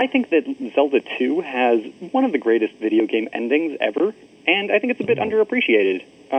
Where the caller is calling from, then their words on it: Redmond, Washington, United States; I'm calling from Redmond, Washington.